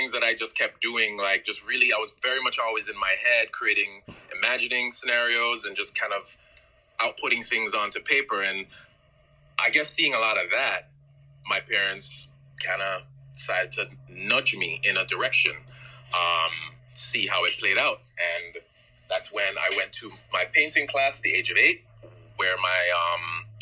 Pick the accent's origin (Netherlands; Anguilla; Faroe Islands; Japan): Anguilla; also born or lived in St. Croix, U.S. Virgin Islands / Tortola, British Virgin Islands; I moved to Anguilla, another British territory. And that's pretty much where the majority of my my upbringing and my rearing took place.